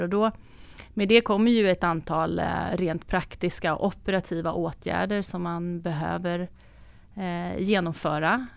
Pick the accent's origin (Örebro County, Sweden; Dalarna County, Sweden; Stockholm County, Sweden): Stockholm County, Sweden; Stockholm; som stockholmare